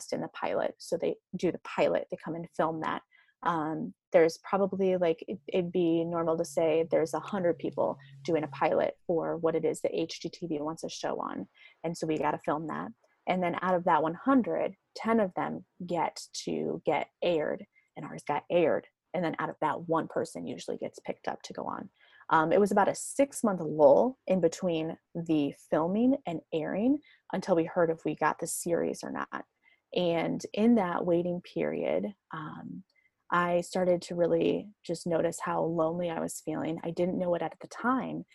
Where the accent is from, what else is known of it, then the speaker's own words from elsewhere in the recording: United States; also born or lived in Cedar Falls, Iowa; I was coming into Quad Cities, back to my hometown